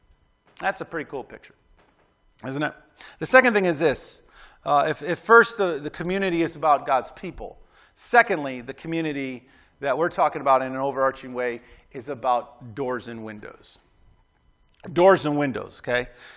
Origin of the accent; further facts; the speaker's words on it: Clarence, New York, United States; Like I remember growing up in Clarence, New York